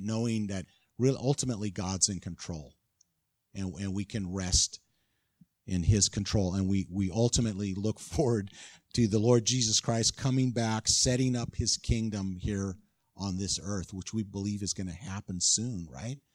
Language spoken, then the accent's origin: English; California, United States; moved away; I'm from California